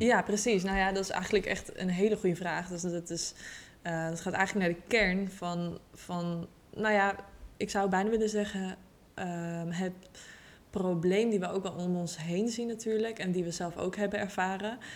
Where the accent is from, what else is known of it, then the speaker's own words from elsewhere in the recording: Utrecht, Netherlands; ik kom uit Utrecht, ben ook geboren in Utrecht. en eh, ik woon nog steeds in Utrecht.